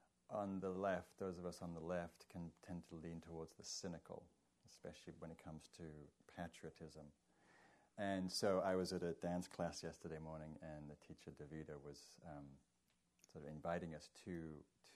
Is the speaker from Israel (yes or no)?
no; England, United Kingdom; now in United States; being English